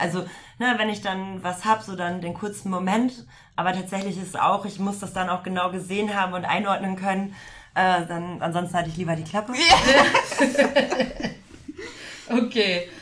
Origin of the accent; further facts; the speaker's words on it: Emsland, Lower Saxony, Germany; now in Hamburg, Germany; ich komme ja auch nicht gebürtig aus Hamburg, sondern aus dem Emsland